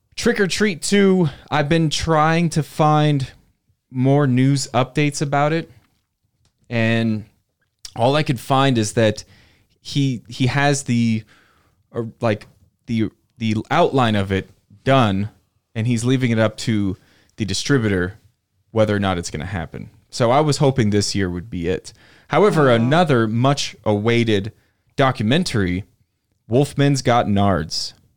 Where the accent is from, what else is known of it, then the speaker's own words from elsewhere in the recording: Southern California, United States; also born or lived in Canoga Park / Simi Valley; I grew up in Southern California where there's almost no weather.